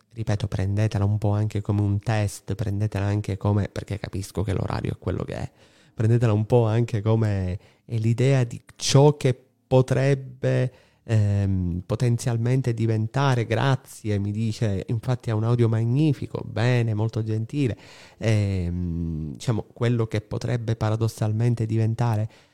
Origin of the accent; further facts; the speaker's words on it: Palermo, Sicily, Italy; dalle mie parti, qua a Palermo